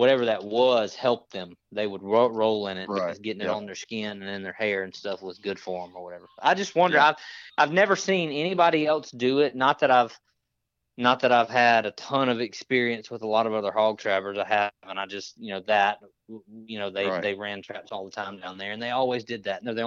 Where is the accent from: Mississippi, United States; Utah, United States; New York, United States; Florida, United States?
Mississippi, United States; Natchez; I'm from Natchez, Mississippi. Is where I grew up